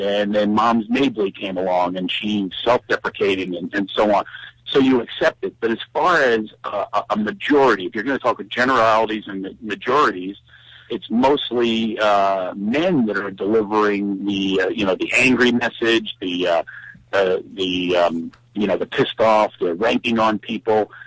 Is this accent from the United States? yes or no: yes; Philadelphia, Pennsylvania, United States; accent: Philadelphia; my horrible Philadelphia accent